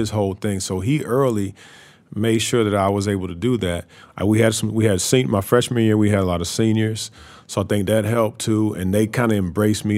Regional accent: Louisville, Kentucky, United States; I'm from Louisville

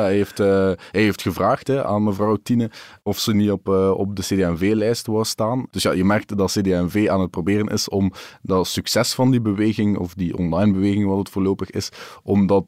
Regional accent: Wachtebeke, Flanders, Belgium; in het dorp waar ik ben opgegroeid

